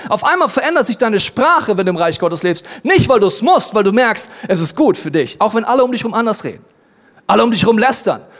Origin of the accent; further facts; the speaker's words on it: Germany; Ja, ich komme aus Deutschland, ist ja ganz klar.